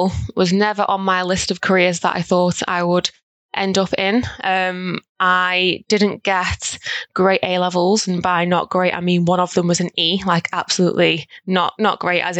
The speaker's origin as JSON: {"language": "English", "town": "Stoke-on-Trent", "region": "West Midlands", "country": "United Kingdom", "tie": "born or raised there", "said": "I grew up in Stoke, still live in the city of Stoke-on-Trent"}